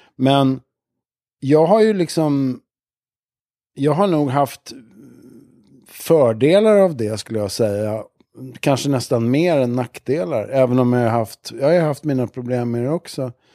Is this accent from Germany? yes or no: no; Stockholm, Stockholm County, Sweden; also born or lived in Sankt Eriksplan, Stockholm; Jag växte upp i, jag föddes i Abrahamsberg som ligger i Bromma